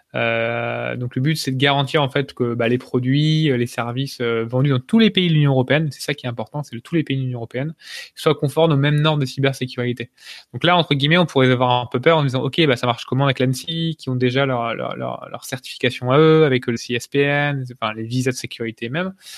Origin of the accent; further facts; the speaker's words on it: France; on est français, on est chauvin